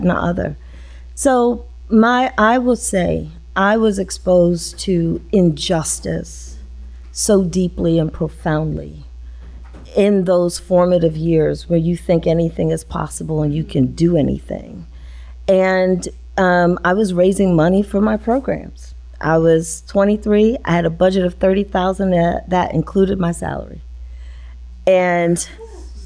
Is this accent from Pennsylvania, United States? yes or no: yes; Pennsylvania, United States; moved away as an adult; also born or lived in Washington, D.C.; growing up in Pennsylvania